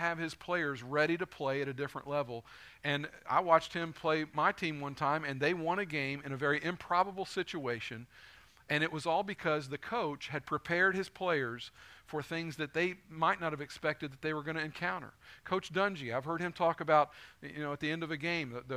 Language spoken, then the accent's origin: English; Northern Kentucky, United States; I grew up in Northern Kentucky, so I'm a UK fan